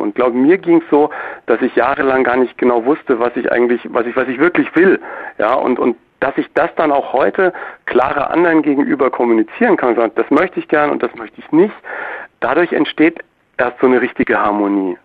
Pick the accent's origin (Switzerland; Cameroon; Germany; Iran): Germany; als Deutscher